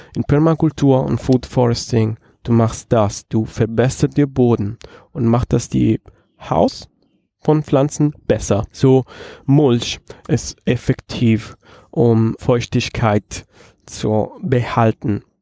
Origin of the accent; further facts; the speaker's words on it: Rome, Lazio, Italy; German is a second language; moved away as an adult; now in Halle, Germany; Ich komme aus Rom